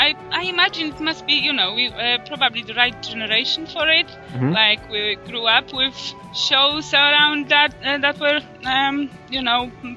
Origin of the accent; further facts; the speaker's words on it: Poland; now in United Kingdom; I'm from Poland. I live in UK, but originally from Poland. So my obnoxious accent